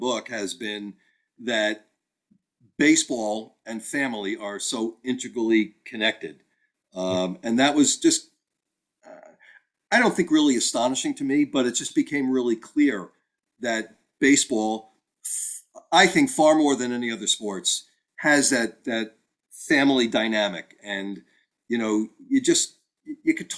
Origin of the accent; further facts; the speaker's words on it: Long Island, New York, United States; when I was growing up in New York, the only game in town was the Yankees.